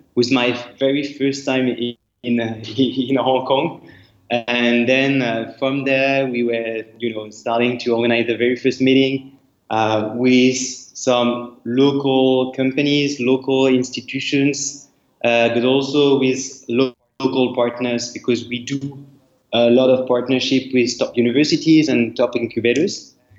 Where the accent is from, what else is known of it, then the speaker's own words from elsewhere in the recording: France; accent: French; English is a second language; moved away; I'm not from Asia, I'm, French, uh, as you can see with my accent.